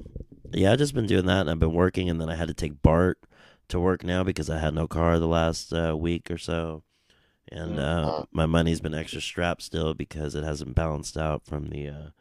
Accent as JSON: {"language": "English", "town": "San Jose", "region": "California", "country": "United States", "tie": "born or raised there", "said": "That's where I'm from. That's my hometown."}